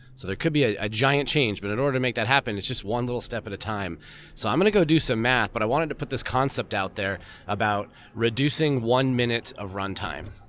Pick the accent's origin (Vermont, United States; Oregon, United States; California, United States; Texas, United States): Vermont, United States; I grew up in Vermont.